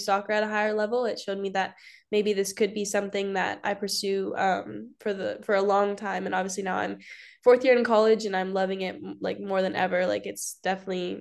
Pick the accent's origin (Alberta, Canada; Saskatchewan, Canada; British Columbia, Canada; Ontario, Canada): Alberta, Canada; Calgary; I'm also from Calgary, Alberta, Canada, like Grace